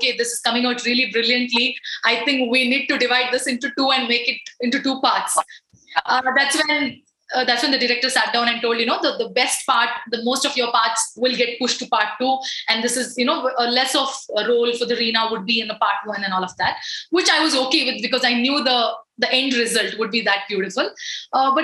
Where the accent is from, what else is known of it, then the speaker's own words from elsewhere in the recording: Mangalore, Karnataka, India; I am a Mangalorean